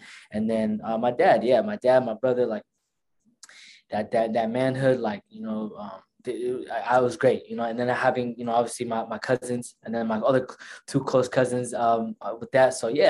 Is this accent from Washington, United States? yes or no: yes; Tukwila, Washington, United States; first language Somali; English is a second language; also born or lived in Nairobi, Kenya; I was born in Kenya, Nairobi, December 16, as an infant, came here about four or 5 months. That's when I came here. And the first city I moved to was Tukwila, the city that I live in right now.